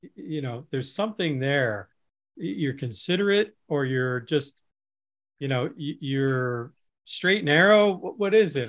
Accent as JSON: {"language": "English", "region": "Midwest", "country": "United States", "tie": "born or raised there", "said": "I grew up in the Midwest, which has a different culture than other parts of the country"}